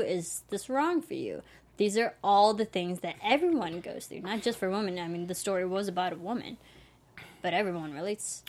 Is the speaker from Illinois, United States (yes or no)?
yes; Illinois, United States; moved away; I went back to Illinois, my home state